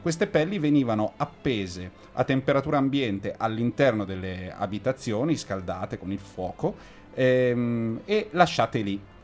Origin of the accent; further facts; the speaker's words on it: Lombardy, Italy; essendo europei ed essendo lombardi e settentrionali